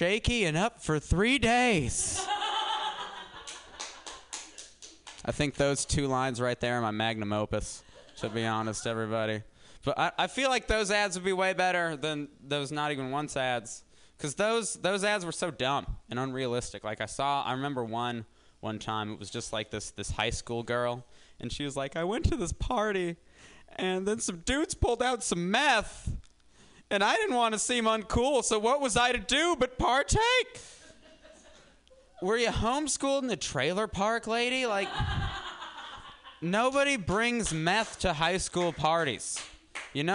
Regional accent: Denver, Colorado, United States; I'm here from Denver

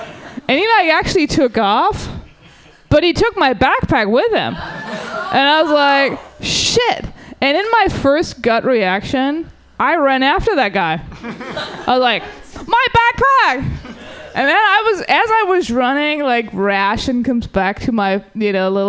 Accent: Germany; English is a second language; now in United States; So I'm from the Germany, and what's funny is that I always thought that this country is so great. Like when I was growing up

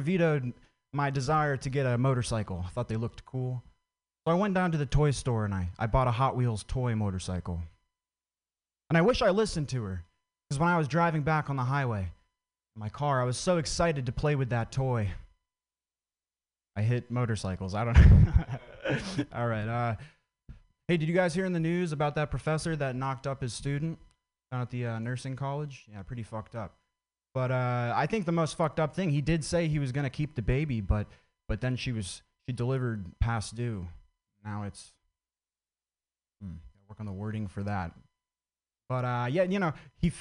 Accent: Vermont, United States; I grew up in Vermont

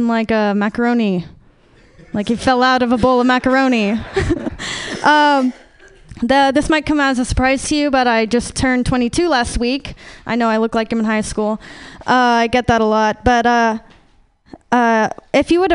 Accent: Sacramento, California, United States; I was born in Sacramento, and for the first 5 years of my life, my family and I, we lived in poverty.

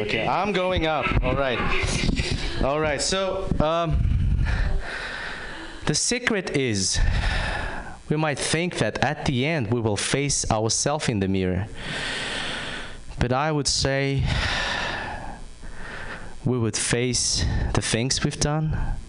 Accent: Kazakhstan; English is a second language; I'm from Kazakhstan.

